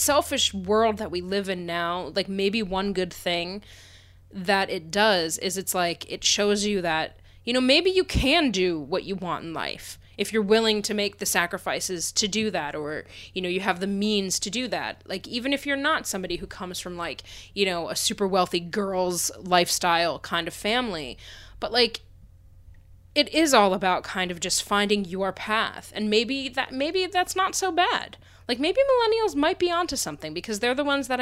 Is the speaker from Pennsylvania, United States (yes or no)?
yes; Pennsylvania, United States; moved away; I'm from Pennsylvania